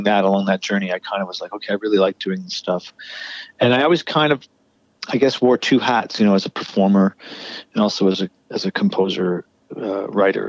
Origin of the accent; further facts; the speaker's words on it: Kitchener, Ontario, Canada; now in Toronto, Canada; I went to Kitchener, where I spent my formative years